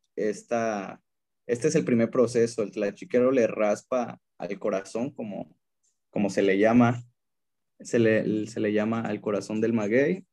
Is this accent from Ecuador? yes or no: no; State of Mexico, Mexico; yo nací en el Estado de México. y eh, prácticamente, este, pues la edad que yo tengo, que son 26 años, prácticamente es lo que vivimos como familia o que vivieron también mi, mamá y mi hermano en, el Estado de México